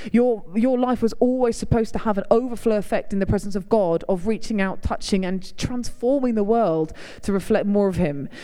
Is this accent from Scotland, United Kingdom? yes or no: no; Hertfordshire, East of England, United Kingdom; now in York, United Kingdom; I'm from Hertfordshire, live in York, travel all over.